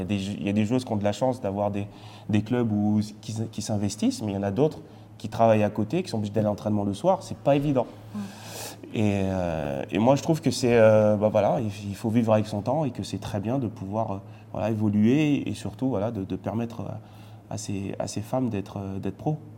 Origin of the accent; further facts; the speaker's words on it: France; also born or lived in Martinique; j'ai grandi en France, mais je suis parti trois ans en Martinique